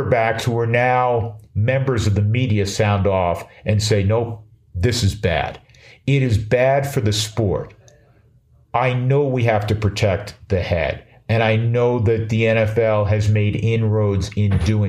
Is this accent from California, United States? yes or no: no; New York, United States; moved away; I grew up in New York. I'm a lifelong Mets fan.